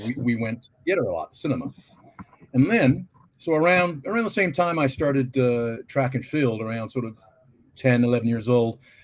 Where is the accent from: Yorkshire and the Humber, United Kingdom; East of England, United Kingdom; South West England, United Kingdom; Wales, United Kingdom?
South West England, United Kingdom; Plymouth; also born or lived in Canada; now in London, United Kingdom; I was born in Plymouth in Devon in England